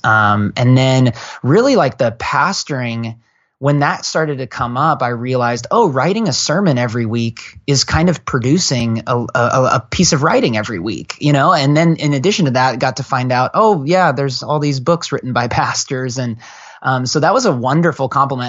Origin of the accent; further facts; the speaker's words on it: Portland, Oregon, United States; moved away as an adult; also born or lived in San Francisco Bay Area; now in Bay Area, United States; I come from Portland, Oregon. I'm a Northwest kid.